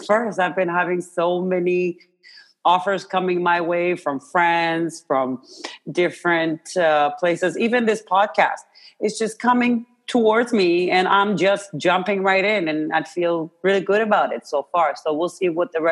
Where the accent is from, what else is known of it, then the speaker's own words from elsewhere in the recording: Iran; moved away; I was born and raised in Iran